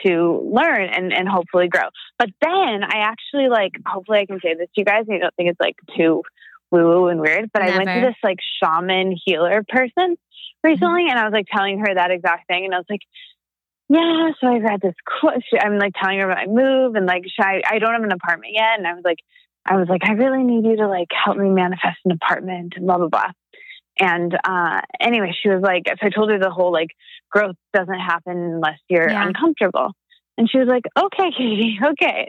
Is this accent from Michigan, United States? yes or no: yes; a very small town in Michigan, United States; moved away; I'm from a very small town in Michigan. I'm not from Detroit. And my family is all there primarily and no one left.